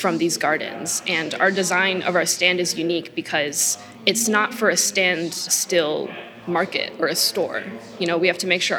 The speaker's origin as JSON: {"language": "English", "town": "Westland", "region": "Michigan", "country": "United States", "said": "I'm from Westland, Michigan"}